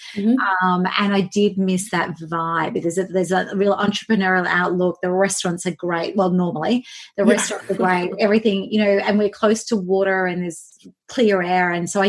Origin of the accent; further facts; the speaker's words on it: Queensland, Australia; also born or lived in Canberra / Melbourne; Well, I'm actually a Queensland girl at heart, and I was only in Canberra for 6 months.